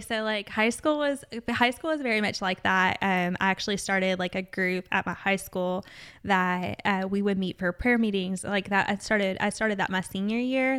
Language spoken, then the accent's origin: English; Jessamine County, Kentucky, United States; I'm from Jessamine County